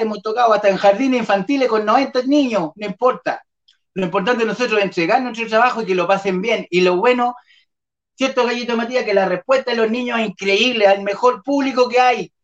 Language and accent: Spanish; Malloco, Santiago Metropolitan Region, Chile; toda la gente de Mayoco, mi pueblo natal.